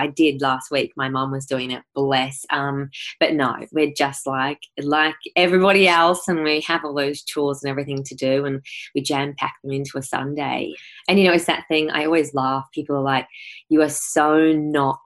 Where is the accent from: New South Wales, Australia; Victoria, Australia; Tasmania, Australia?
Victoria, Australia; Ararat; I grew up in Ararat, and it's a small country town